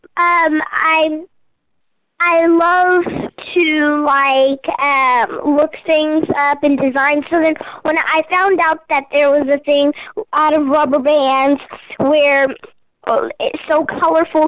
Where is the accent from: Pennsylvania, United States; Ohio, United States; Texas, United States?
Texas, United States; Houston; also born or lived in California; I am from Houston, Texas